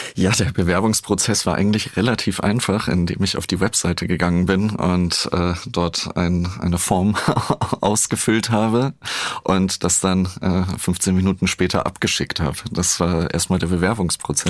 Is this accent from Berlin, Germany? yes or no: yes; Berlin, Germany; ich bin ja in Berlin groß geworden